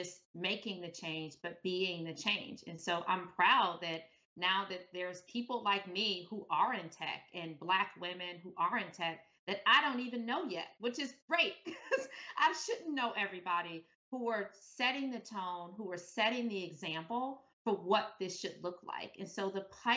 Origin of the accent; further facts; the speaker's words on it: Detroit, Michigan, United States; moved away as an adult; growing up in Detroit, there just weren't models of people who looked like me